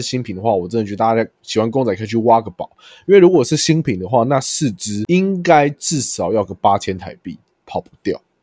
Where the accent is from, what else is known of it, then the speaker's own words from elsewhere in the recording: Taiwan; 我就说我是台湾来的